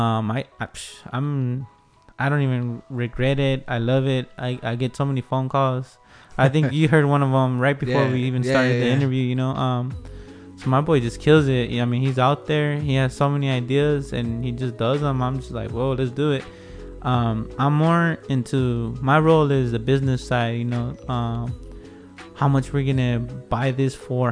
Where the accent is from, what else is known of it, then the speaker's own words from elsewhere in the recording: Wilmington, California, United States; moved away as an adult; now in San Pedro, United States; I grew up, born and raised in Wilmington. I went to elementary, middle, and high school